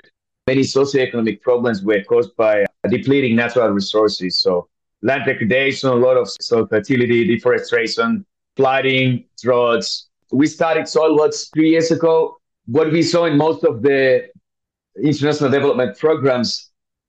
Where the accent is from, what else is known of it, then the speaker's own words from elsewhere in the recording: Finland; moved away as an adult; also born or lived in East Africa / North Africa; I'm born and raised in Finland